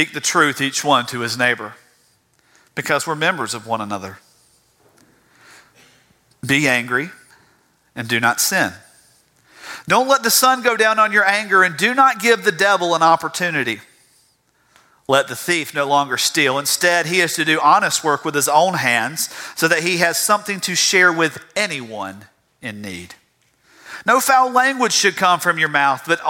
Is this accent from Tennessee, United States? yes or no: no; South Georgia, United States; I'm from South Georgia. You can't get away from that.